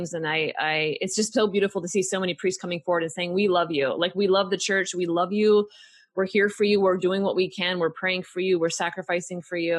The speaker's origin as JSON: {"language": "English", "region": "Pacific Northwest", "country": "United States", "tie": "born or raised there", "moved": "yes", "lives_now": "Texas, United States", "said": "I grew up in the Pacific Northwest in the rainy Northwest"}